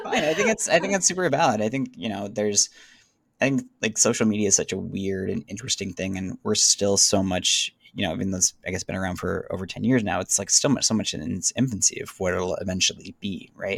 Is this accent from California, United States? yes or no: yes; Southern California, United States; moved away as an adult; I grew up in Southern California